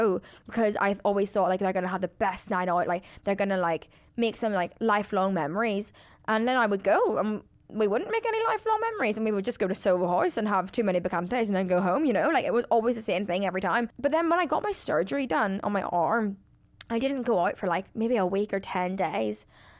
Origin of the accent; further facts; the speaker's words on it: Ireland; Like, I don't get me wrong, I'm Irish, I love drinking.